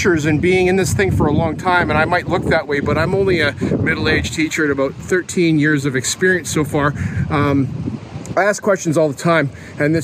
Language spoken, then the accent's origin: English; Canada; being a Canadian kid watching Canadian football